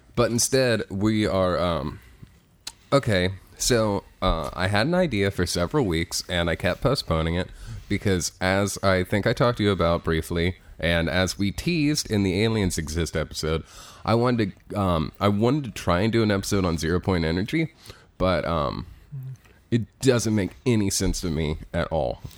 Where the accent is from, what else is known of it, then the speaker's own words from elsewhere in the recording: Cincinnati, Ohio, United States; moved away; I'm from Cincinnati. That's where Harambe died.